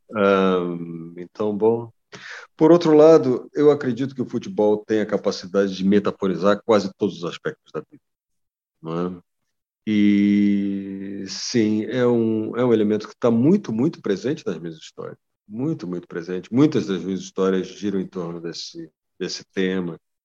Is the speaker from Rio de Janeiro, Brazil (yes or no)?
yes; Niterói, Rio de Janeiro, Brazil; eu ter crescido em um, em um bairro como que eu cresci, que foi o Barreto, em Niterói